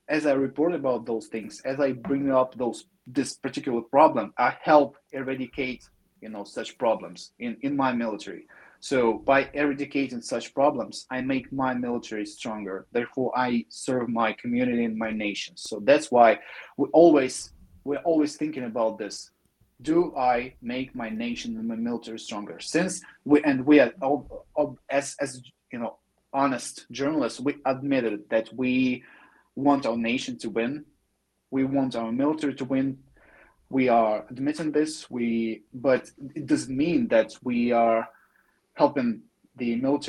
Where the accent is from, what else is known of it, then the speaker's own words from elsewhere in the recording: Donbas, Ukraine; It's my homeland. It's my home region. I grew up in Donbass from there.